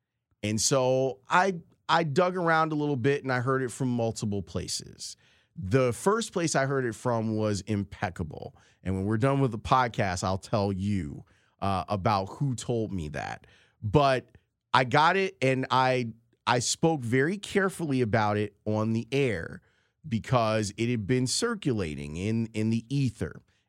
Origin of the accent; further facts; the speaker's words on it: Chicago, Illinois, United States; I'm from the South Side of Chicago.